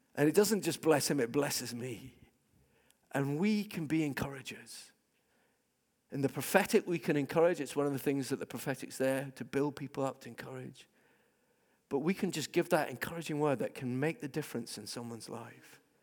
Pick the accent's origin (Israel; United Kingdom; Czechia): United Kingdom; Scotland; I'm a Scot